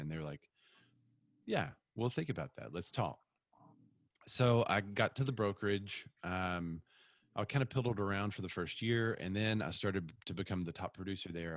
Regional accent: Bryant, Arkansas, United States; also born or lived in Little Rock, Arkansas; I'm from Bryant, which is just south of here

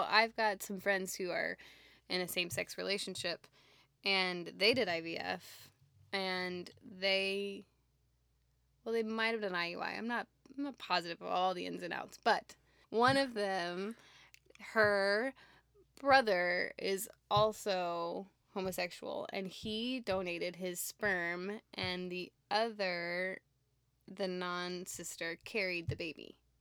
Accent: Houston, Texas, United States; also born or lived in Dallas; I'm from Houston

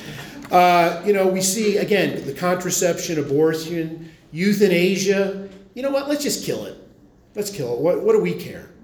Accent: Philadelphia, Pennsylvania, United States; I come from Philly

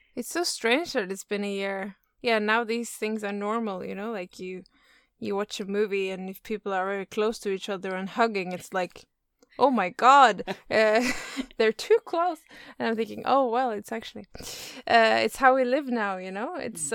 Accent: Oslo, Norway; In Oslo. That's where I live and where I'm from. Yeah. Mm-hmm. So it's it's uh, my hometown.

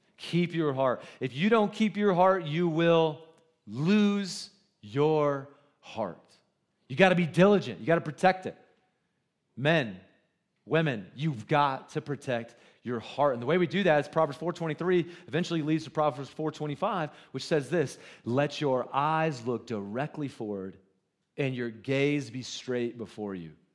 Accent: Goose Creek, South Carolina, United States; now in Cody, United States; I just know that you don't know where Goose Creek is

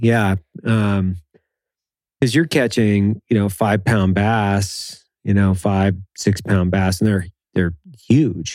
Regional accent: Lewiston, Idaho, United States; I grew up in Idaho

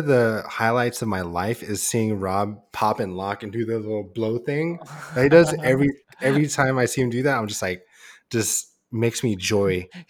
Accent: Philippines; Well, yeah, because we're Filipino.

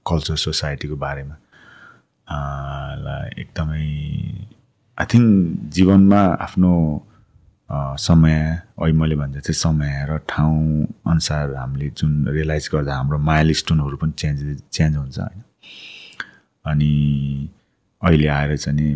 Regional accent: Nepal; moved away as an adult; also born or lived in United Kingdom; म नेपालमा जन्मेँ

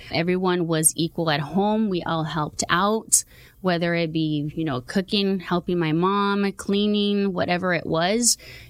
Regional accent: Huntington Park, California, United States; So I grew up in Huntington Park, born and raised out there.

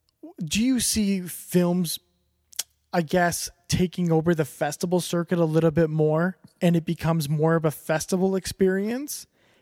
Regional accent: Canada; And maybe it's because I'm Canadian to begin with, and I just like that isolation and the cold and the weird sex and snowshoes that we're known for.

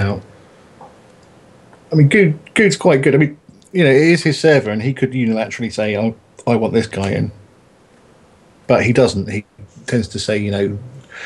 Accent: United Kingdom; I'm British.

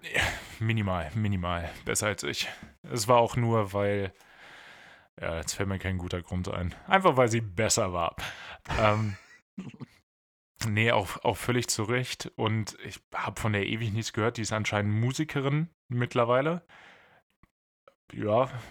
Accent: Bad Pyrmont, Lower Saxony, Germany; moved away; Leute aus Bad Pyrmont sind erstaunlich viel in den News, also da, wo ich herkomme

